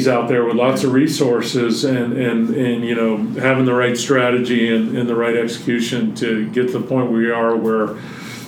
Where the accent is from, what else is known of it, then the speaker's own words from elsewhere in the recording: North Carolina, United States; now in Colorado, United States; I grew up mostly in North Carolina, but moved out here in 1988